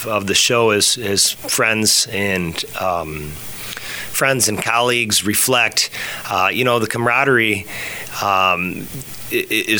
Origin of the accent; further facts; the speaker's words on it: Hudson, United States; I grew up in Hudson